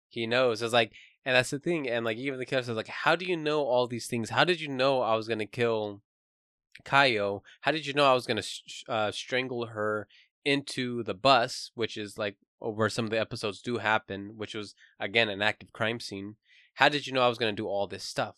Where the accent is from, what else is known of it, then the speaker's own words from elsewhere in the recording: United States; I am American